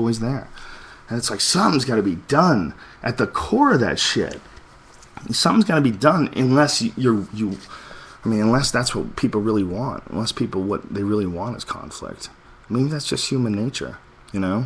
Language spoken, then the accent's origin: English; United States; I'm an American